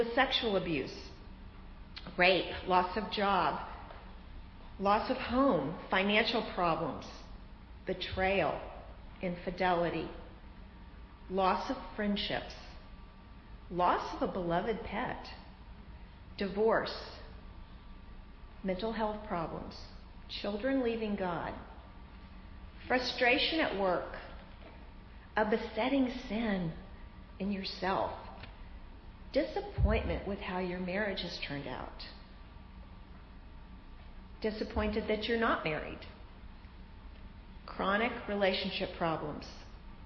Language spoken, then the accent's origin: English; Florida, United States; I'm from Florida. We have sinkholes in Florida